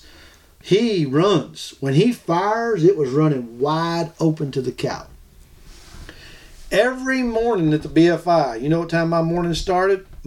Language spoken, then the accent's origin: English; Florida, United States; I'm from Florida